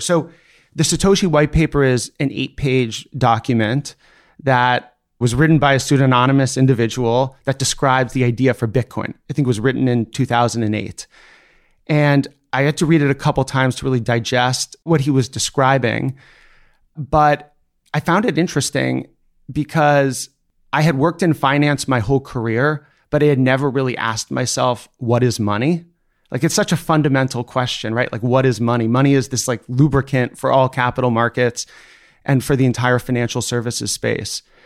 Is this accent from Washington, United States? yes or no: yes; Seattle, Washington, United States; I grew up in Seattle, Washington